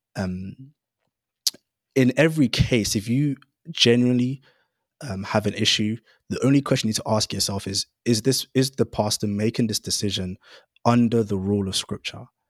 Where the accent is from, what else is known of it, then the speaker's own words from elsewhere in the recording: London, United Kingdom; I grew up in Greenwich, so the rural borough of Greenwich